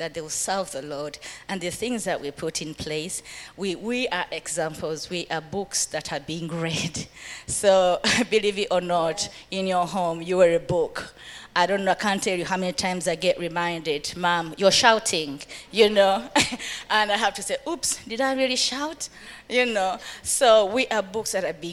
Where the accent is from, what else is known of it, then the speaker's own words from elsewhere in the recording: Uganda; moved away as an adult; now in United Kingdom; I grew up in Uganda, been in the UK. It's going to be actually 20 years next year.